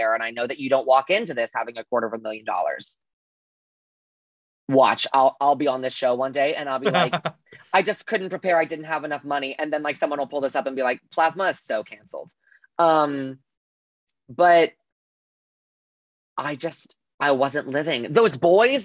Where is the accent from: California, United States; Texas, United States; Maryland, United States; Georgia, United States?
Texas, United States; Northeast; I am from Texas. And I am from the yee yee, but I'm from the 903, as we call it, Northeast Texas, literally between Texarkana and Dallas